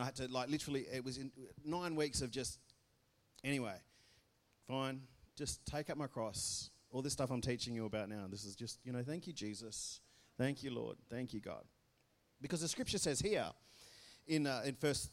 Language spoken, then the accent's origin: English; Belmont, Australia; I'm from Belmont.